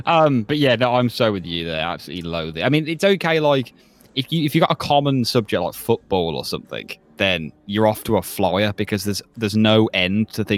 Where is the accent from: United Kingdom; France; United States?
United Kingdom; I think that's part of being British as well.